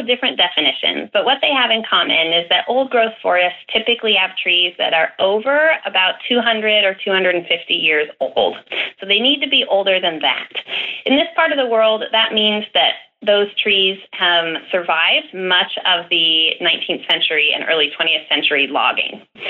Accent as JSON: {"language": "English", "town": "Vancouver", "region": "Washington", "country": "United States", "tie": "born or raised there", "said": "That's the national park site that's in my hometown of Vancouver, Washington."}